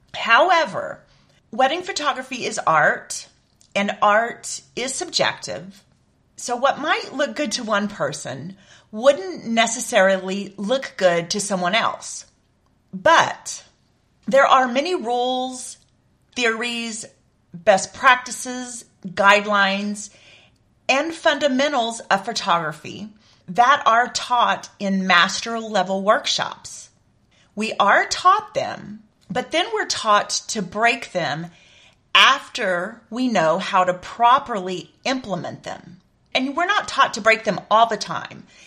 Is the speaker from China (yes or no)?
no; San Antonio area, Texas, United States; my hometown